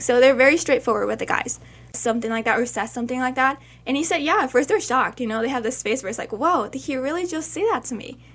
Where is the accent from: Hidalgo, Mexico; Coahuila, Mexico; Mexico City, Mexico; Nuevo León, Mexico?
Mexico City, Mexico; now in Albuquerque, United States; I was born in Mexico